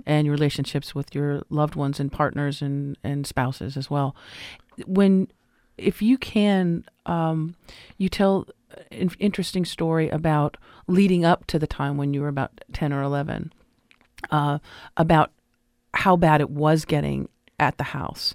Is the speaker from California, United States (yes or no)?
yes; Los Angeles, California, United States; I grew up in Los Angeles in the day